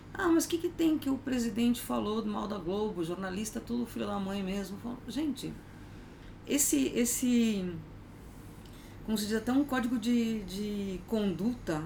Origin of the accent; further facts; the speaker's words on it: Argentina; now in Brazil; eu nasci na Argentina